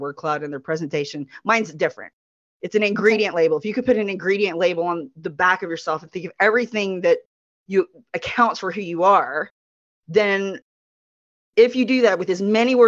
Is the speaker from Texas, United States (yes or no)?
yes; Texas, United States; I'm so Texan